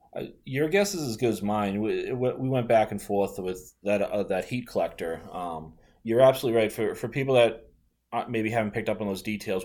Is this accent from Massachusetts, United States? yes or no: yes; Boston, Massachusetts, United States; I'm from the Boston area, and if they don't, they can probably tell by my, my bad accent